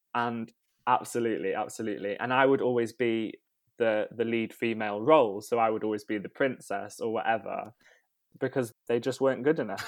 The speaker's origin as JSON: {"language": "English", "town": "Rhyl", "region": "Wales", "country": "United Kingdom", "tie": "born or raised there", "said": "I grew up in North Wales, uh, in a town called Rhyl"}